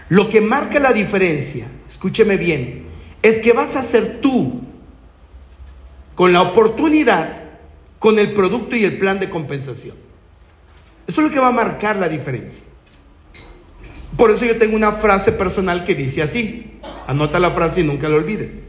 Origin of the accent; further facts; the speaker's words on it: Guadalajara, Jalisco, Mexico; yo vengo de Guadalajara, tierra del mariachi y el tequila.